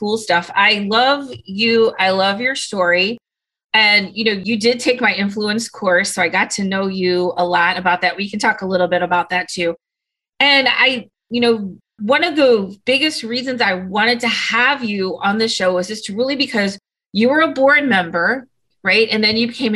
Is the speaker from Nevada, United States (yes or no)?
no; St. Louis, Missouri, United States; we're both from St. Louis